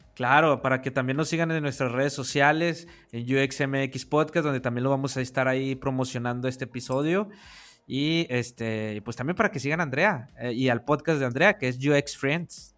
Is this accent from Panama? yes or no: no; northern Mexico, Mexico; del norte de allá de donde, de donde yo soy, del norte de México